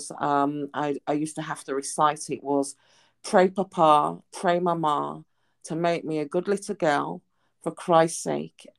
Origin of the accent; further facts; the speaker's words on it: Birmingham, West Midlands, United Kingdom; moved away as an adult; I returned back to my hometown in Birmingham in the UK.